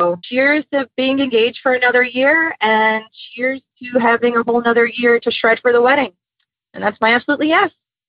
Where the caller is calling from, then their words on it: Philadelphia, Pennsylvania, United States; I'm calling from Philly.